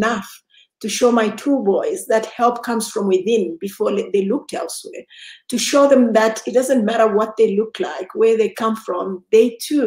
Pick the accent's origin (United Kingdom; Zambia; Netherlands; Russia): Zambia; Lusaka, Lusaka Province; now in Johannesburg, South Africa; born in Lusaka, Zambia. I am now based in Johannesburg, South Africa.